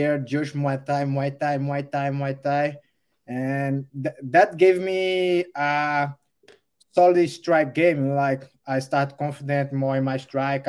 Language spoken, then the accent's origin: English; Rio Grande do Norte, Brazil; English is a second language; moved away as an adult; also born or lived in Natal, Brazil; now in United States; I born in the Natal, the major city of the state, Rio Grande do Norte. And I live in with my parents in a small city, around 10,000 people till my teenage